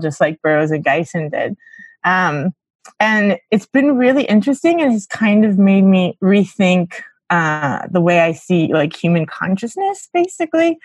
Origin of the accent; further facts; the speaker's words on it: Miami, Florida, United States; moved away as an adult; also born or lived in Eureka, California / New York; I'm from Miami, Florida originally